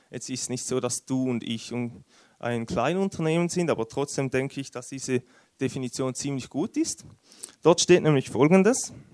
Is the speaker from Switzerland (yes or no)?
yes; Switzerland; Wie ihr es wahrscheinlich hört, bin ich Schweizer.